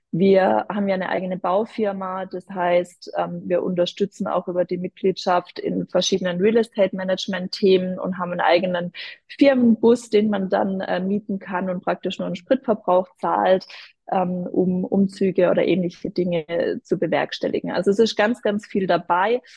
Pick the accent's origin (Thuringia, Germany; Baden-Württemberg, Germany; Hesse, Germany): Baden-Württemberg, Germany; Odenheim; in Odenheim aus dem schönen Dörfle, äh, wo ich herkomme